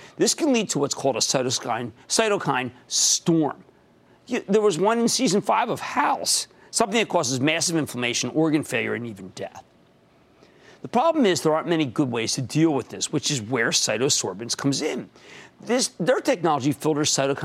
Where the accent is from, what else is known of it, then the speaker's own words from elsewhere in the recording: New Jersey, United States; in my home state of New Jersey